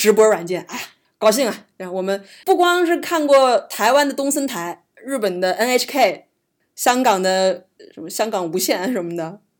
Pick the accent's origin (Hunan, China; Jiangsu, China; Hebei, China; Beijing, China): Hunan, China; 我们湖南人不吃这玩意儿，